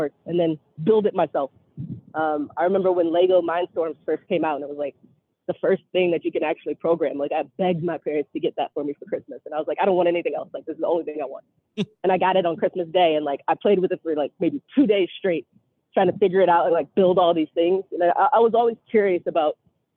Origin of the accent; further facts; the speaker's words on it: Cleveland, Ohio, United States; moved away; also born or lived in Buffalo, New York / Spain; my hometown